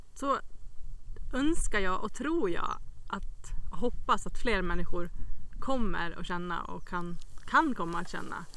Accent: Västerås, Västmanland, Sweden; now in Smedjebacken, Sweden; jag är ju inte från Smedjebacken utan jag är från Västerås egentligen

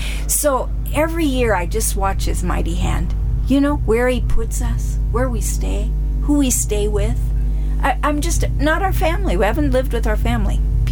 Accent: Darrington, Washington, United States; moved away as an adult; now in Uganda; I wanted to kind of live in my hometown, you know, Darrington

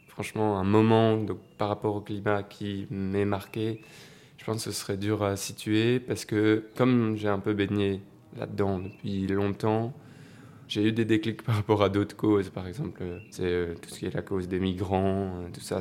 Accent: Mons, Wallonia, Belgium; j'ai 18 ans et donc je viens de Mons

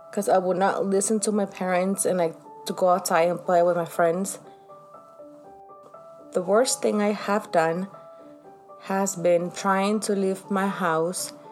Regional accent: San Miguel, El Salvador; I was born in 1989 in San Miguel, El Salvador.

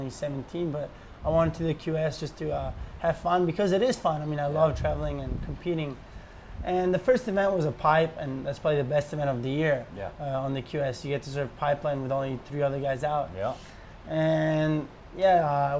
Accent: Santa Marinella, Lazio, Italy; now in France; where I grew up in Santa Marinella, Cernova, all those spots

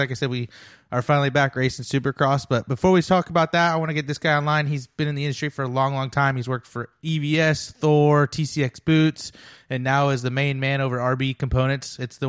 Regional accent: California, United States; now in Nashville, United States; I'm from California

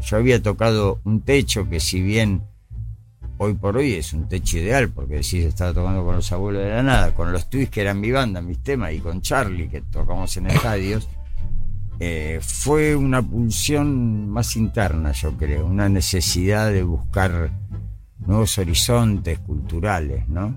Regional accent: Buenos Aires, Argentina; crecí en Parque de los Patricios

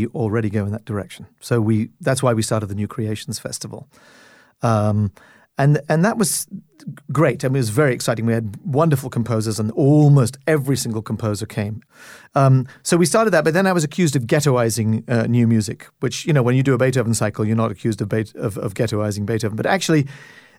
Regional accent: Canada; as a Canadian, and I'm the first Canadian music director since Macmillan

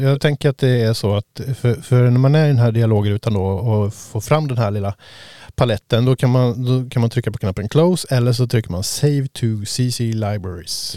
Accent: Sweden; jag som svensk

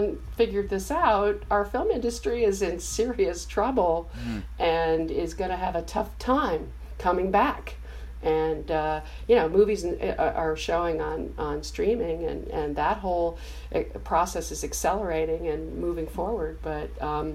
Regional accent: New York City, New York, United States; I grew up with a single father on the Upper West Side of Manhattan, my brother

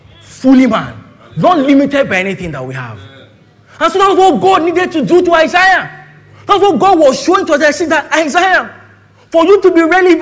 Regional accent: Ilorin, Kwara, Nigeria; now in Lagos, Nigeria; I'm from Ilorin

